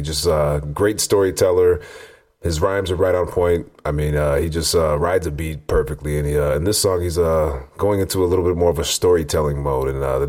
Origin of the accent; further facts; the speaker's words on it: Canada; I'm from Canada